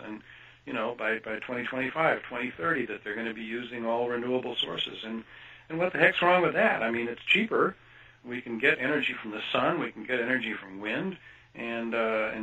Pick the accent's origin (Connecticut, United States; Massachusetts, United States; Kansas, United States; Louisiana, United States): Kansas, United States; moved away; I grew up in Kansas, actually, for part of my life, and went to the University of Kansas.